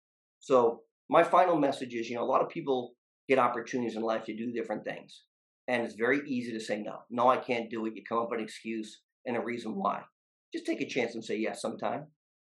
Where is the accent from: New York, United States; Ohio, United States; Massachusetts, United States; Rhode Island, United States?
Massachusetts, United States; Lowell; now in New Hampshire, United States; the values I learned growing up in Lowell with a union printer as my grandfather for 40 years at Sullivan Printing.